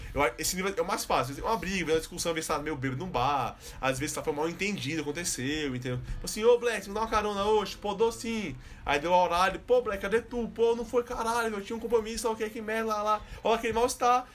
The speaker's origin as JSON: {"language": "Portuguese", "town": "Recife", "region": "Pernambuco", "country": "Brazil", "moved": "yes", "said": "eu sou do Recife"}